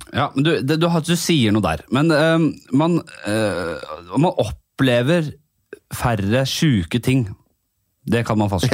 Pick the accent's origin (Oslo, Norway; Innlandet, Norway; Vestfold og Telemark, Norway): Oslo, Norway; jeg kommer fra Bekkelaget. Eh, Nordstrand eh, oppi der.